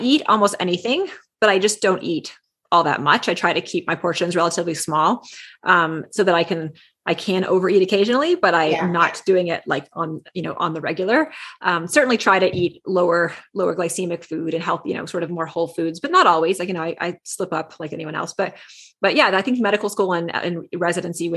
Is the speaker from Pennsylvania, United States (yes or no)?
no; Texas, United States; I grew up in Texas